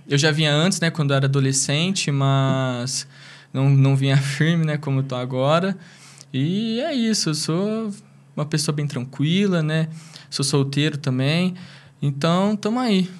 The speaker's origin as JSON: {"language": "Portuguese", "town": "Brodowski", "region": "São Paulo", "country": "Brazil", "tie": "born or raised there", "also_born_or_lived": "Ribeirão Preto", "said": "eu sou natural de Ribeirão Preto. Eu vim para Brodós que eu tinha dois anos de idade"}